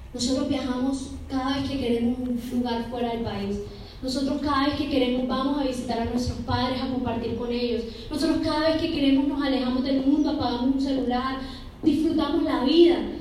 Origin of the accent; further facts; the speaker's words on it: Colombia; somos colombianos, pero no salimos de Bogotá